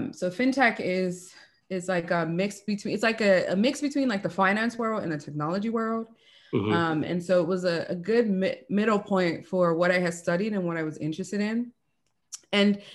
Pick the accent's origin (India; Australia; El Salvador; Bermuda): Bermuda; moved away as an adult; also born or lived in Venezuela; I'm originally from Bermuda.